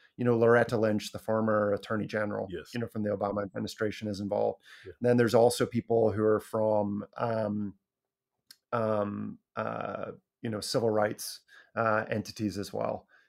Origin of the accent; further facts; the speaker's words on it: Scotland, United Kingdom; moved away; when I was growing up in Scotland